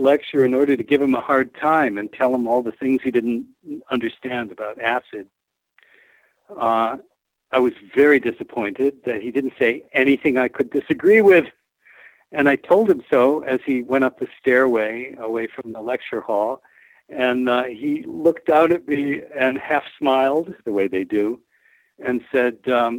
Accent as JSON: {"language": "English", "town": "Rochester", "region": "New York", "country": "United States", "tie": "born or raised there", "said": "Right, my hometown, right across the street from where I was living."}